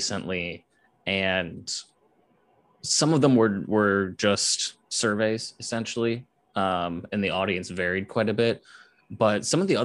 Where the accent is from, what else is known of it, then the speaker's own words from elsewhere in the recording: Cleveland, Ohio, United States; I grew up in the Cleveland area